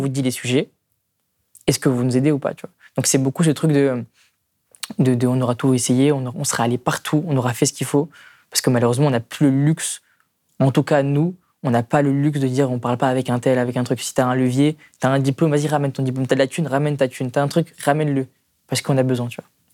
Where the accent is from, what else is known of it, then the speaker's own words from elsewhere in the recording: Strasbourg, Grand Est, France; là d'où je viens à Königshofen